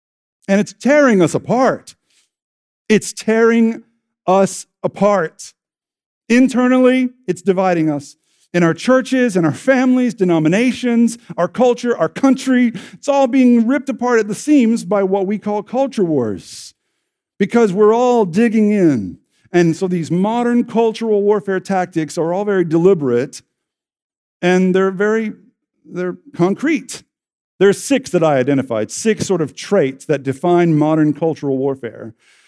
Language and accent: English; Southern United States, United States; I was raised in the Bible Belt, and I was raised to believe certain things